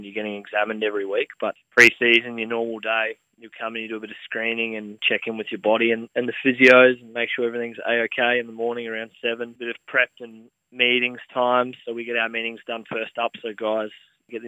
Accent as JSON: {"language": "English", "region": "Queensland", "country": "Australia", "tie": "born or raised there", "moved": "yes", "said": "debuted for the Reds in my hometown and in front of my family and friends"}